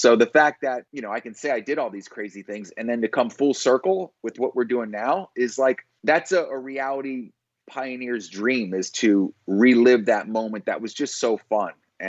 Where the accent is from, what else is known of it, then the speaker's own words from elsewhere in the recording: Satellite Beach, Florida, United States; also born or lived in Philadelphia; I was born in Philly. I grew up in Philly till third grade. My dad was in the military. My mom was a nurse. So we bounced around a little bit. I ended up in a small city in Florida called Satellite Beach.